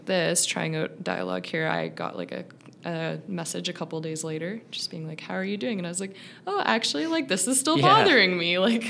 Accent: British Columbia, Canada; I grew up in British Columbia.

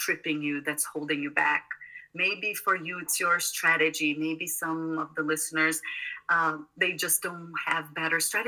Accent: South Brazil, Brazil; moved away; I grew up in South Brazil

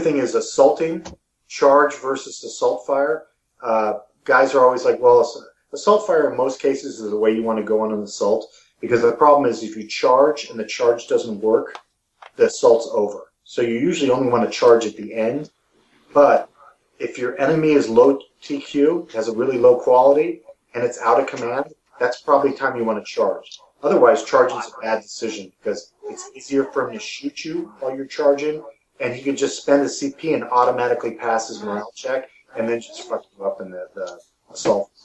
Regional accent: Missouri, United States; my hometown in Missouri

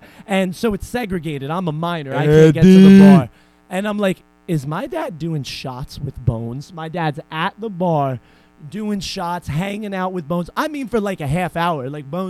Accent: Irvington, United States; I grew up in Irvington.

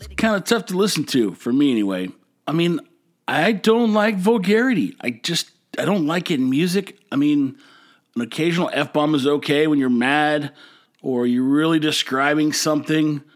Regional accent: Texas, United States; now in Corpus Christi, United States; I hail from Texas. Actually, I've lived all over Texas, but right now I'm in Corpus Christi

